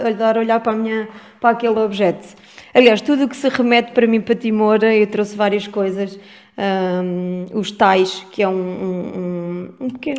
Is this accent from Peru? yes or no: no; France; moved away; also born or lived in Vieira de Leiria, Portugal; eu, como nasci em França